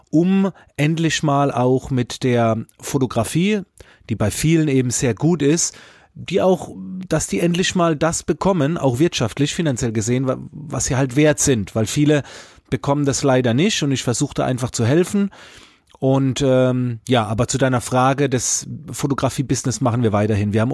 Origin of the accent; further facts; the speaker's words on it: Baden-Württemberg, Germany; Ich komme aus der Nähe von Heidelberg, habe zwei Kinder, bin glücklich verheiratet